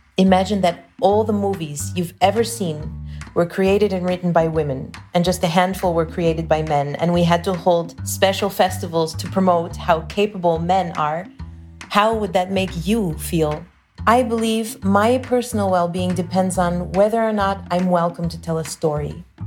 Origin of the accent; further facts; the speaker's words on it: United States; now in Belgium; I'm an American citizen living and working in Belgium